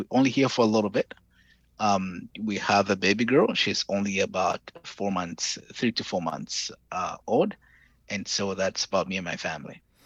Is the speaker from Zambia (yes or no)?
yes; Zambia; moved away as an adult; also born or lived in Hawaii, United States / Kent, Ohio, United States; now in Dallas, United States; I'm from Zambia